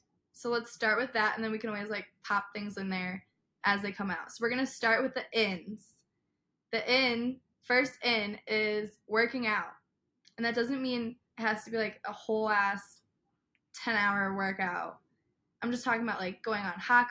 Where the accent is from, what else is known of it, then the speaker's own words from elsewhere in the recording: Illinois, United States; We're both from Illinois